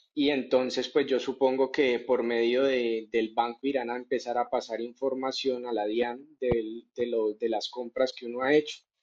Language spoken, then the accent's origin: Spanish; Colombia; aquí en mi país, yo estoy en Colombia